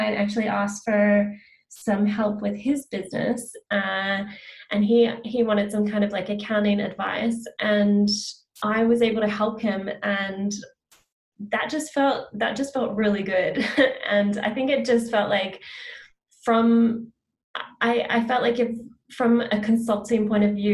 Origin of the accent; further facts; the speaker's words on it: Australia; now in Vancouver, Canada; I'm based in Vancouver, Canada. So I work with clients one-to-one, with clients across Canada and Australia and the US, because I'm from Australia originally